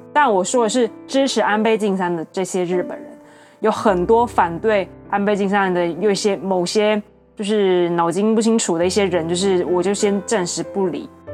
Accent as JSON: {"language": "Chinese", "country": "Taiwan", "said": "我们台湾人"}